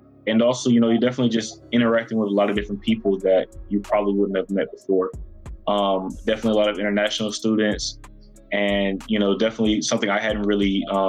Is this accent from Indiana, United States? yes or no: no; Tallahassee, Florida, United States; moved away as an adult; I'm from Tallahassee, Florida